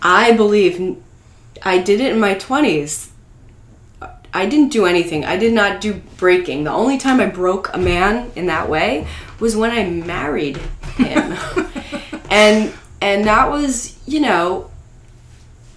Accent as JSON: {"language": "English", "country": "United States", "said": "we're Americans, we're in America"}